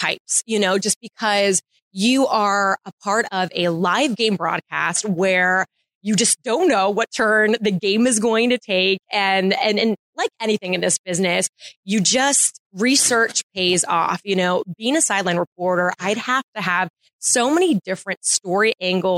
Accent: Tampa, Florida, United States; growing up in Tampa Bay

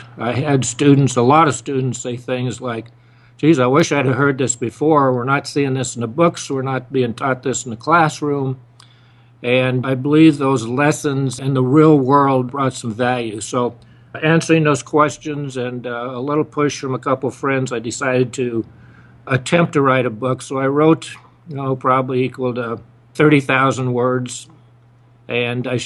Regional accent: Idaho, United States; moved away as an adult; I was raised in Idaho. I grew up with my mother

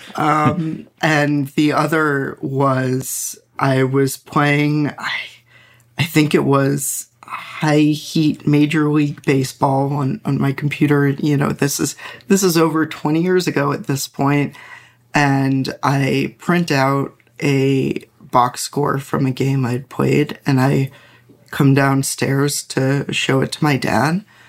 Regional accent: New York suburbs, United States; I grew up in the New York suburbs in, you know, the late nineties

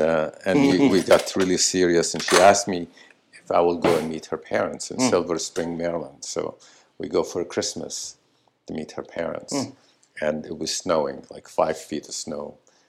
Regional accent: Syria; also born or lived in Florida; now in Los Angeles, United States; I came here to from Syria to Florida to Los Angeles because I wanted to make movies

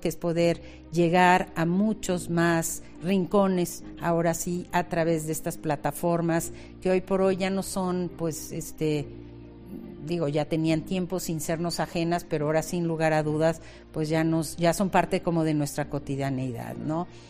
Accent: Mexico; nuestra esencia como mexicanos

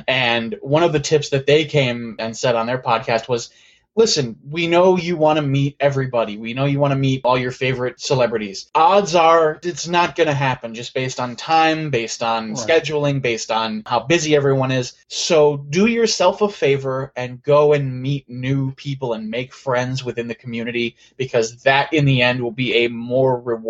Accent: Santa Clarita, California, United States; See, I say that, but I'm from Santa Clarita, so I have no right to shit on Pasadena.

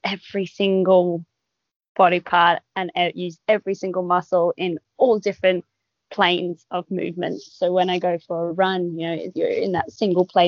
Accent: Sydney, New South Wales, Australia; now in Perth, Australia; I grew up in Sydney, and I moved here for the Olympics.

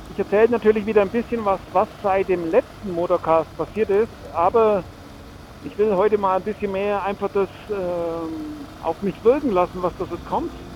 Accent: Franconia, Bavaria, Germany; zurück in meine Heimat, das schöne Frankenland

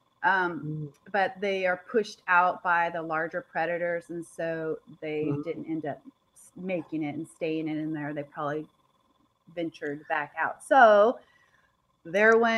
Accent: Idaho, United States; here we are from Idaho, and we have snow

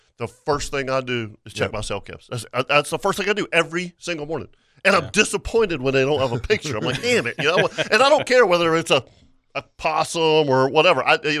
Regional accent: Florida, United States; I grew up hunting Florida, and we grew up in Guana.

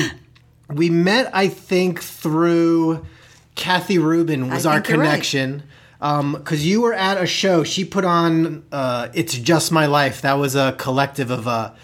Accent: New York, United States; I'm from New York as well

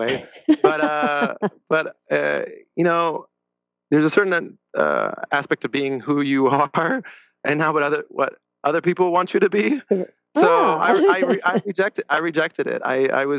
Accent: La Crescenta, California, United States; Grew up in La Crescenta, California

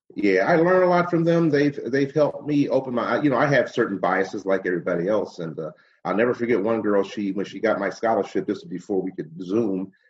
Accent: Cleveland, Ohio, United States; also born or lived in Shaker Heights, Ohio / Solon, Ohio; now in Orange, United States; I grew up on Phillips Avenue in the Glenville area

